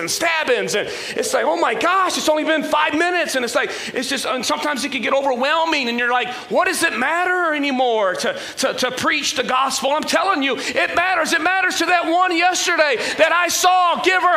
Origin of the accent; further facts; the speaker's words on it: Michigan, United States; I'm from Michigan